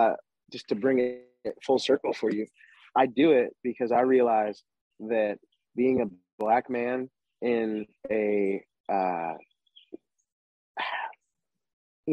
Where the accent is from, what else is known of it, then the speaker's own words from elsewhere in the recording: West Virginia, United States; my home state, West Virginia.